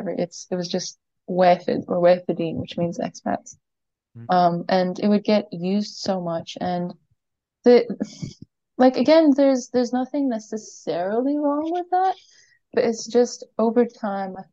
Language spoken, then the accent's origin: English; Kuwait; I grew up in Kuwait, uh, and I'm not sure uh, how many people be familiar with this, but basically in the Middle East